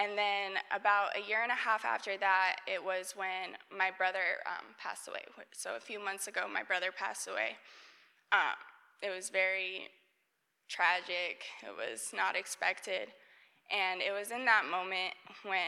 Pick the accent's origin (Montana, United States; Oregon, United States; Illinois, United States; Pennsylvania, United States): Montana, United States; moved away as an adult; now in Atlanta, United States; I was born and raised in Montana, and I went to college in Montana as well